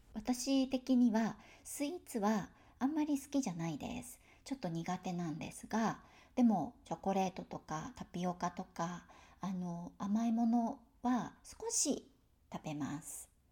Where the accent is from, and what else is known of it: Tokyo, Japan; born or raised there; accent: Tokyo pitch accent; moved away